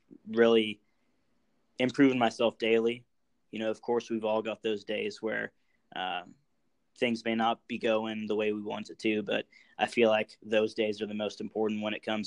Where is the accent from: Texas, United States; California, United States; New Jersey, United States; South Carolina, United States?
California, United States; I was born in California